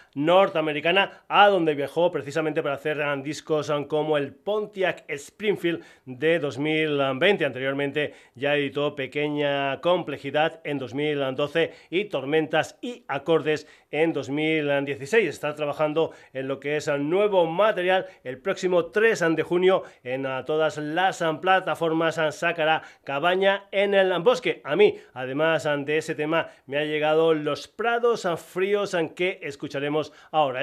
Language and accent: Spanish; Extremadura, Spain; mi tierra, de Extremadura